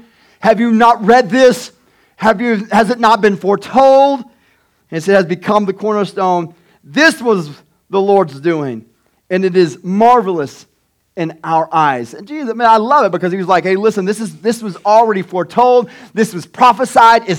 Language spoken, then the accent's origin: English; Tecumseh, United States; This is my home. I grew up in Tecumseh